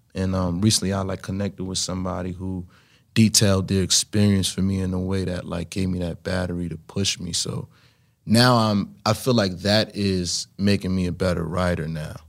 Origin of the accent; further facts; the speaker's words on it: New York City, New York, United States; growing up in Brooklyn trying to make it